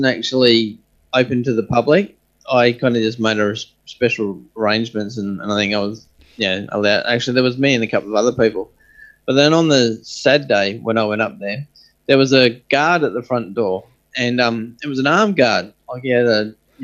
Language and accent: English; Australia; also born or lived in Perth; we're all Australian